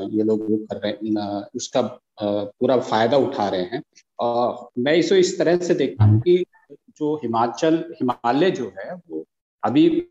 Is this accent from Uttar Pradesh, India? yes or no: no; Uttarakhand, India; मैं उत्तराखंड का रहने वाला